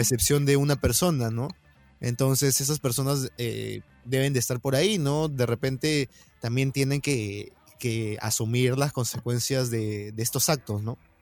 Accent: Peru; como peruanos

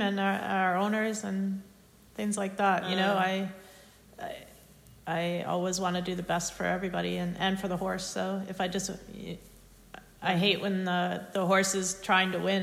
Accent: United States; growing up in the United States

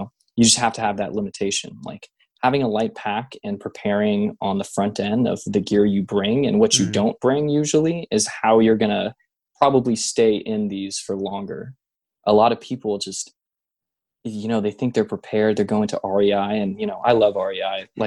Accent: Bay Area, California, United States; I grew up in the Bay Area, so Point Reyes was always close to my area.

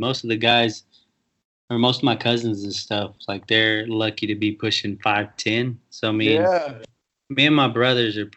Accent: Texas, United States; I'm from Texas, and I don't even speak Spanish

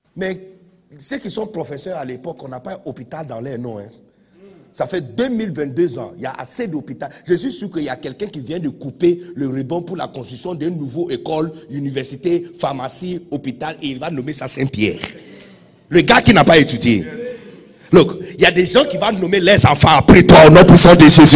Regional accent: Accra, Greater Accra, Ghana; French is a second language; now in Côte d'Ivoire; je suis né de bidonville d'Accra

